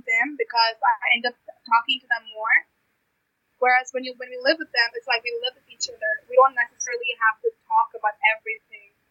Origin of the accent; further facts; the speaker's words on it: India; now in Canada; me being Indian